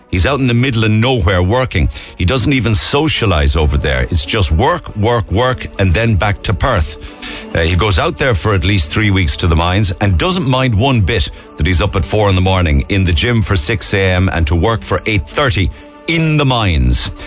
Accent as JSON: {"language": "English", "town": "Cork", "region": "Munster", "country": "Ireland", "moved": "yes", "lives_now": "France", "said": "We're both from Cork originally, but now we're living in a small town in France near Toulouse and Bordeaux. We've lived here for seven years, and we haven't made it home for the last five Christmases."}